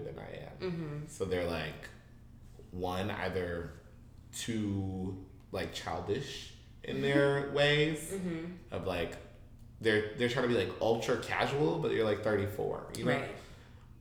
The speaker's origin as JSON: {"language": "English", "region": "Midwest", "country": "United States", "moved": "yes", "lives_now": "San Francisco Bay Area, United States", "said": "we're from the Midwest"}